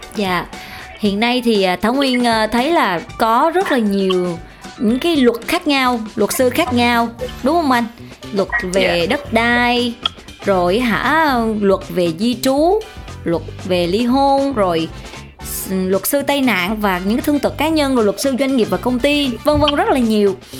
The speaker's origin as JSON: {"language": "Vietnamese", "region": "Central Vietnam", "country": "Vietnam", "said": "mình là người miền Trung"}